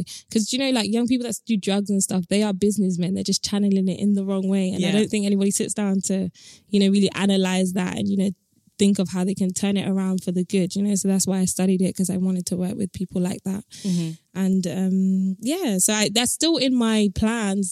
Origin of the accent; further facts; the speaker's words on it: London, United Kingdom; accent: British; I grew up in Tottenham